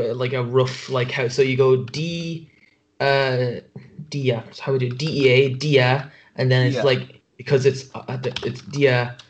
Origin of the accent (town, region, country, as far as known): Ireland; accent: thick Irish